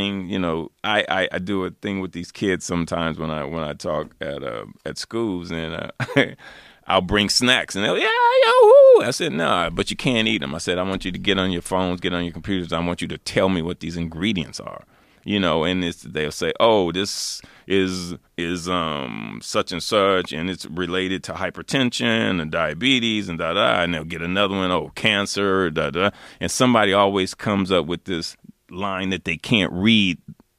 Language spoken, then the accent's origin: English; Los Angeles, California, United States; And I grew up in South Central. There was really nowhere to plant.